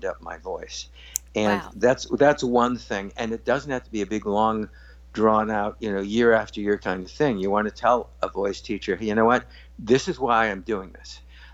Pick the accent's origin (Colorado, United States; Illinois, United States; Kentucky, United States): Illinois, United States; Highland Park; I grew up in Highland Park, Illinois